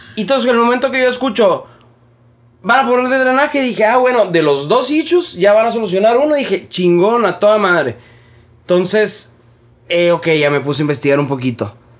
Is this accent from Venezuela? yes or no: no; Hermosillo, Sonora, Mexico; los que somos de Hermosillo, vamos seguido a Quino desde toda la vida